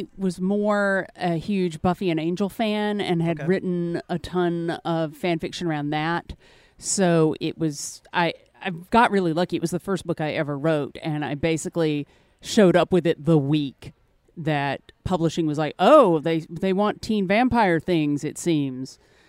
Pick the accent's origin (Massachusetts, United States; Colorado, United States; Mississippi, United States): Mississippi, United States; now in New Orleans, United States; I'm originally from Mississippi, but I've lived all around. Currently, I'm based out of New Orleans.